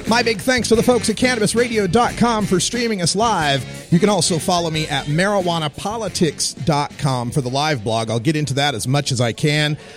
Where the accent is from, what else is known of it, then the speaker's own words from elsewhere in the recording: Portland, Oregon, United States; my home state of Portland, Oregon